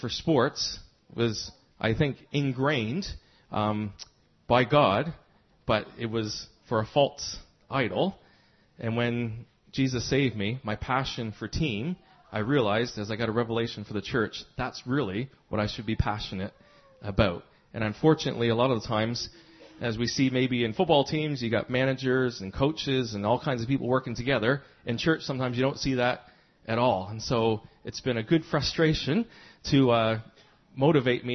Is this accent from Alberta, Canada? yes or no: no; Fredericton, New Brunswick, Canada; I'm from Fredericton, New Brunswick, on the east coast of Canada.